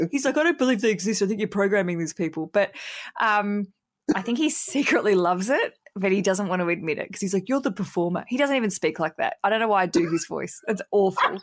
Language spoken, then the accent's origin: English; Hobart, Tasmania, Australia; we're both from Hobart